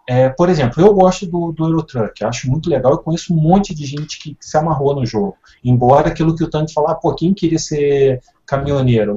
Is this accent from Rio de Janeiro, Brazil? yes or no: yes; Rio de Janeiro, Brazil; eu sou carioca